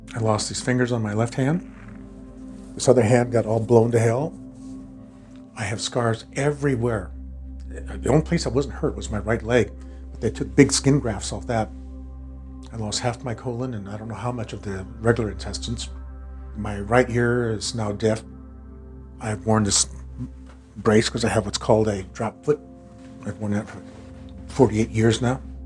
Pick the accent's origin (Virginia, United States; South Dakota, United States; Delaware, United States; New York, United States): South Dakota, United States; Rosebud; now in Minnesota, United States; I was born in uh, Rosebud, South Dakota.